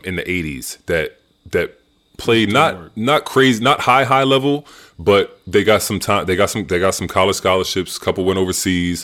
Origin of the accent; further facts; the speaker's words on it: Middletown, New York, United States; I grew up in Middletown.